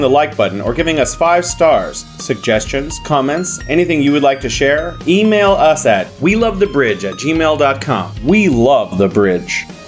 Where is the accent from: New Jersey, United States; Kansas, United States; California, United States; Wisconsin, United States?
California, United States; San Francisco; now in Wuhan, China